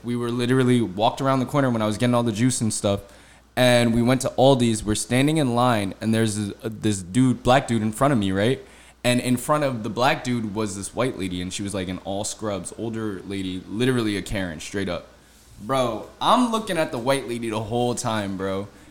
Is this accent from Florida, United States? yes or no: no; New Jersey, United States; I'm from New Jersey.